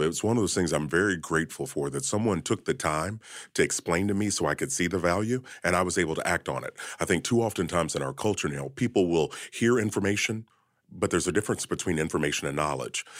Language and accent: English; Kentucky, United States; I was born and raised in Kentucky.